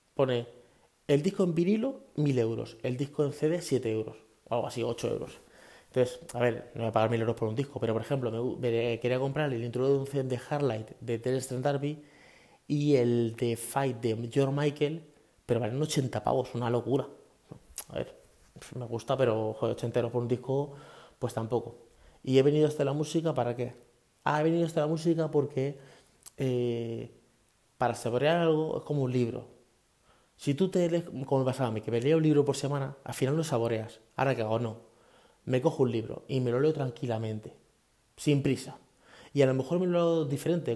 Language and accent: Spanish; Leganés, Community of Madrid, Spain; moved away as an adult; also born or lived in Fuenlabrada / Guadalupe, Cáceres; now in Talavera de la Reina, Spain; salimos de Leganés hasta Guadalupe, Cáceres, que es nuestro pueblo